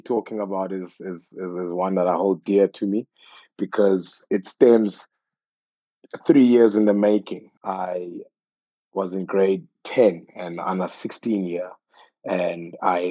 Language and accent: English; Port Elizabeth, Eastern Cape, South Africa; I was born in KwaZakhele, in Port Elizabeth, Tabesa. It's a township just near Zwide and New Brighton